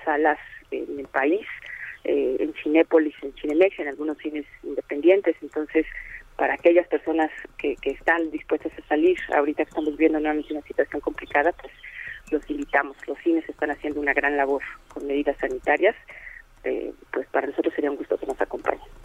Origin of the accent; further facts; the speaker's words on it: Mexico; como mexicanos